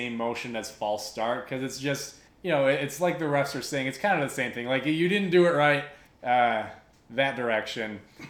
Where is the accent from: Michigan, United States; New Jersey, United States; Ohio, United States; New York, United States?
Michigan, United States; despite growing up in Michigan